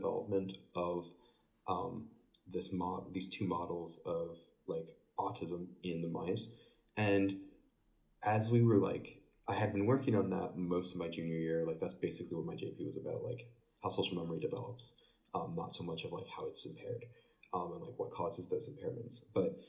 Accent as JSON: {"language": "English", "town": "Fort Wayne", "region": "Indiana", "country": "United States", "said": "I'm from Fort Wayne, Indiana."}